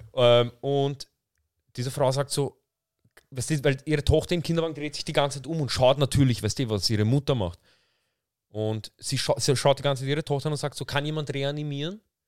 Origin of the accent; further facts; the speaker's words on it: Vienna, Austria; ich bin in Wien aufgewachsen, ich bin in Wien geboren